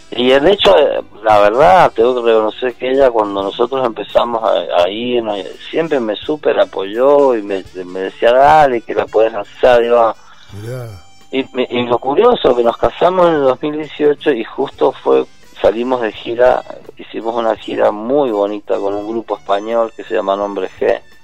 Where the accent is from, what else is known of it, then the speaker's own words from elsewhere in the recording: Mendoza, Argentina; moved away as an adult; also born or lived in Mexico; yo soy mendocino de pura cepa